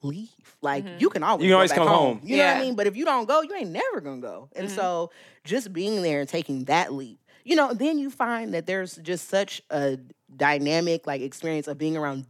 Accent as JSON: {"language": "English", "region": "California", "country": "United States", "tie": "born or raised there", "said": "we grew up in California where people are like, why would you leave California?"}